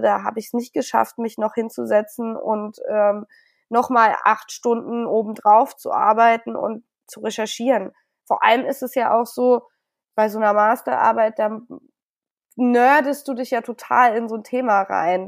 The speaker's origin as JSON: {"language": "German", "town": "Hameln", "region": "Lower Saxony", "country": "Germany", "tie": "born or raised there", "also_born_or_lived": "Bad Münder / Bonn", "moved": "as an adult", "lives_now": "Berlin, Germany", "said": "ich bin ja in Hameln aufgewachsen"}